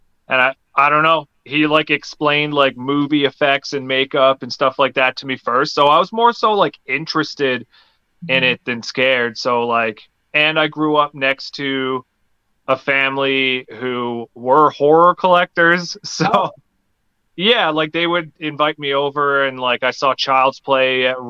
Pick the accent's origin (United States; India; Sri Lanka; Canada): Canada; Newfoundland and Labrador; now in Alberta, Canada; I grew up in Newfoundland, like way east of Canada